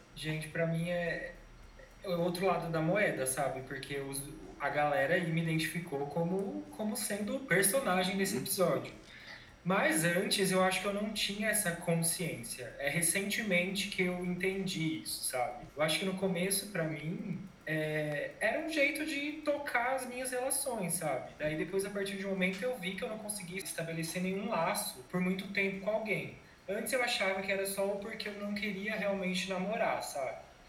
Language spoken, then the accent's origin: Portuguese; Campinas, São Paulo, Brazil; Eu sou de Campinas